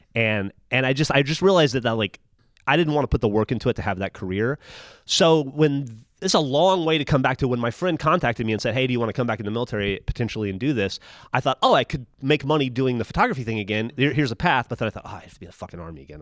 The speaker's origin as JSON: {"language": "English", "region": "Alabama", "country": "United States", "moved": "as an adult", "lives_now": "Austin, United States", "said": "I was from Alabama"}